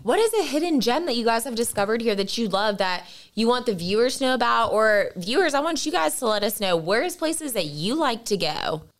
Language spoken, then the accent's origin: English; Raleigh, North Carolina, United States; also born or lived in Boone, North Carolina; I'm a native to North Carolina. I am from Raleigh, so not too far away